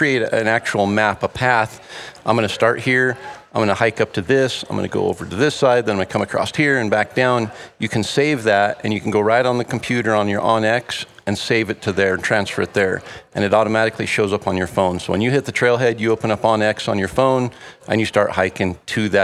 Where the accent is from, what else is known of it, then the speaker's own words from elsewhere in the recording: North Idaho, United States; I grew up in North Idaho